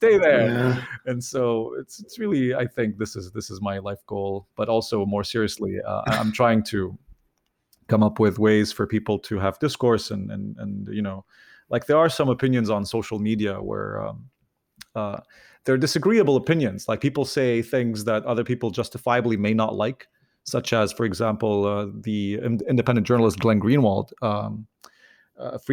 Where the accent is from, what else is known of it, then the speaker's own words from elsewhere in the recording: Lebanon; moved away; I'm originally from Lebanon